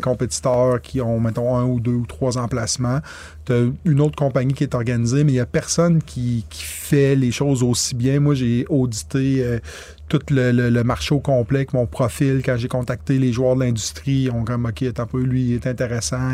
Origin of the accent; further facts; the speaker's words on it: Quebec, Canada; je suis un Québécois pur laine